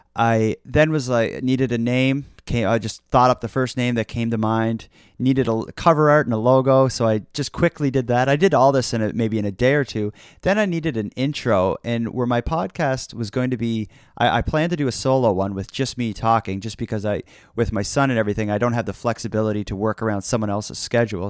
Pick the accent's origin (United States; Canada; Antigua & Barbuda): Canada; Nova Scotia; I've been born and raised in Nova Scotia. I've been here pretty much my uh, my whole life